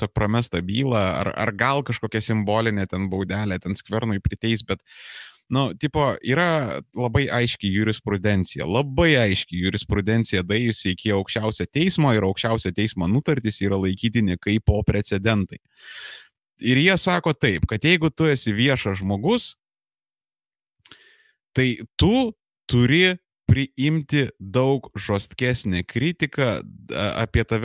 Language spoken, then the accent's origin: Lithuanian; Vilnius, Vilnius County, Lithuania; moved away as an adult; now in Kaunas, Lithuania; aš originaliai esu iš Vilniaus, original gangsta Žirmūnų Bahūras, rajonas reprezent. Um, porą paskutinių metų esu Kaunietis